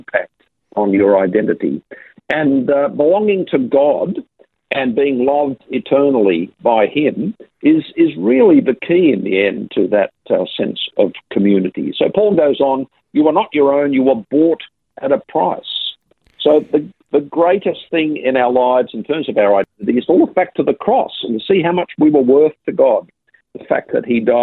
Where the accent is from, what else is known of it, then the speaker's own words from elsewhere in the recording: Sydney, New South Wales, Australia; Grew up in working class Sydney.